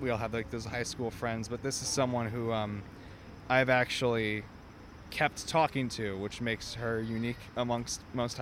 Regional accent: St. Louis, Missouri, United States; also born or lived in Indiana; now in New York, United States; No, I'm from St. Louis. I went to school in Indiana, and my parents live in Florida

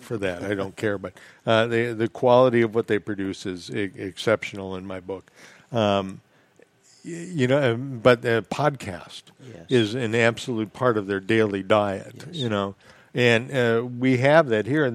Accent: Midwest, Minnesota, United States; now in Florida Keys, United States; I grew up in the Midwest

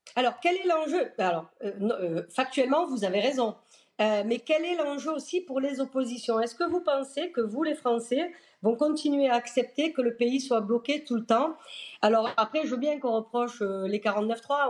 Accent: France; on est français

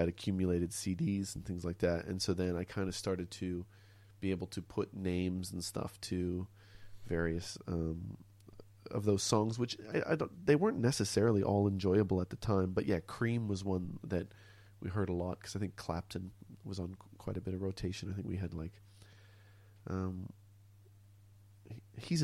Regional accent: Montreal, Quebec, Canada; accent: North American sounding; now in Melbourne, Australia; I grew up in Montreal in Canada.

